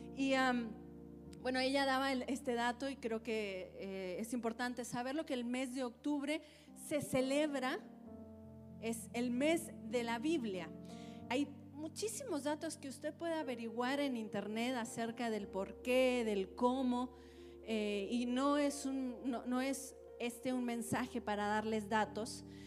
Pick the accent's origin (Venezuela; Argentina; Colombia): Colombia; Antioquia; moved away; yo crecí en Antioquía, de hecho, no, no, no nací, pero crecí en Antioquía